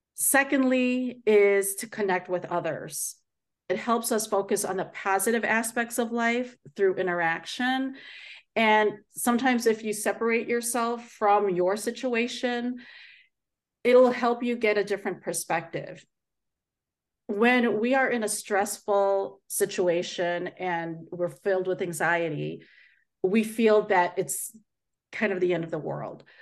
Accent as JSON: {"language": "English", "town": "Chicago", "region": "Illinois", "country": "United States", "tie": "born or raised there", "said": "born and raised in the Chicago area, uh, but I am Filipino"}